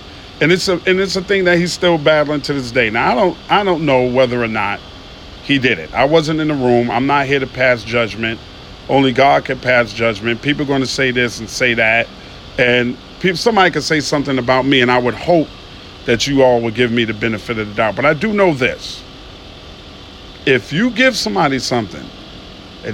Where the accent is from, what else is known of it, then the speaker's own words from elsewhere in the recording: New York City, New York, United States; now in Atlanta, United States; I'm from Queens, New York